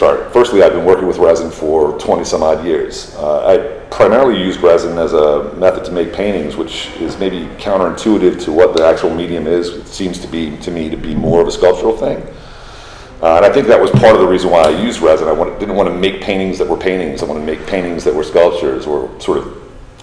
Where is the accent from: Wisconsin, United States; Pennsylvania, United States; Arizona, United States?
Pennsylvania, United States; Philadelphia; moved away as an adult; now in Miami, United States; I was born and raised in Philadelphia